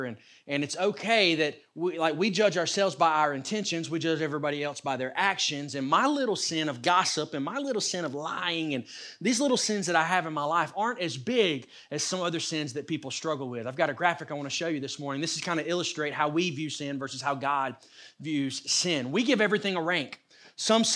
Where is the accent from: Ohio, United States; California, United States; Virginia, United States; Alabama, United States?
Alabama, United States; North; also born or lived in Shelby County, Alabama; I grew up here in North Alabama